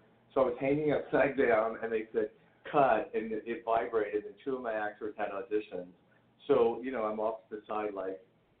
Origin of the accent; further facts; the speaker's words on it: the South, United States; even though I grew up in the South and I shot a shotgun